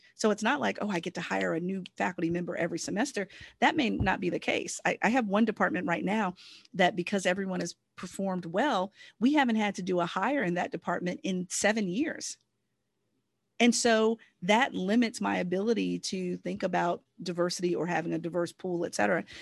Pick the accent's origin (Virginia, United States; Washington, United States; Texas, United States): Virginia, United States; Southern; I'm a Virginian. I'm originally from Southern Virginia.